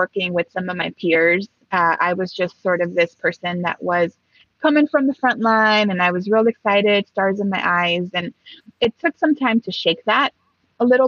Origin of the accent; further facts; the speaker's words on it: Los Angeles, California, United States; first language Spanish; English is a second language; moved away as an adult; also born or lived in Mexico; now in Seattle, United States; I came back when I was 5 and I've been here since then.